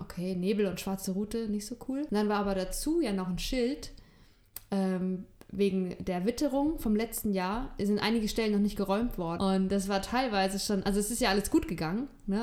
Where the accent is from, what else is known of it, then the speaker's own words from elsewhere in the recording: Northern Germany, Germany; Ich bin ja im Norden von Deutschland aufgewachsen